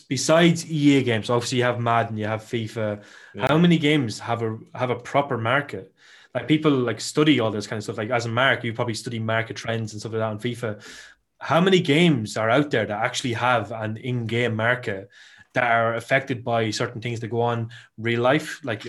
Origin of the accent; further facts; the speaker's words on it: Ireland; you know I'm Irish